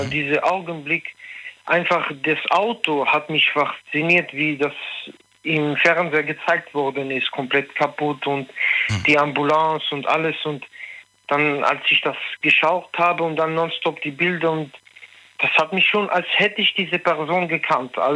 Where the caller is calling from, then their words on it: Münster, North Rhine-Westphalia, Germany; Ich komme aus Münster.